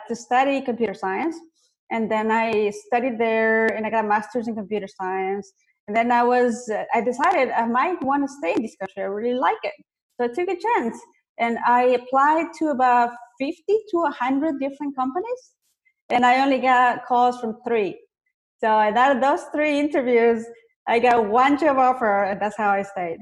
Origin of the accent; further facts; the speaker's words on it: Ecuador; now in United States; I wasn't born here in the US. I was born in South America.